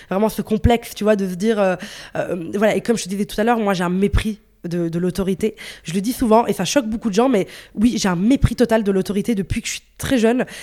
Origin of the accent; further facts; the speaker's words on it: Brussels, Brussels-Capital Region, Belgium; je suis de Bruxelles, donc il peut neiger en mars.